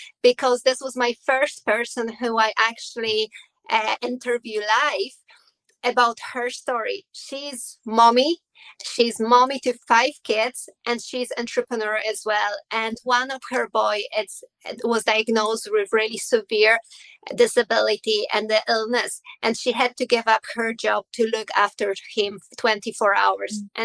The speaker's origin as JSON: {"language": "English", "country": "Poland", "second_language": "English", "moved": "as an adult", "lives_now": "Ireland", "said": "I am originally from Poland, but 17 years now I am in Ireland"}